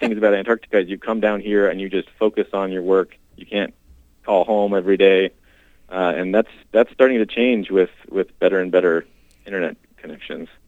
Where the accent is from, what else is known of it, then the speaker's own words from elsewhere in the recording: Washington, United States; moved away as an adult; now in Minnesota, United States; So I grew up in Washington State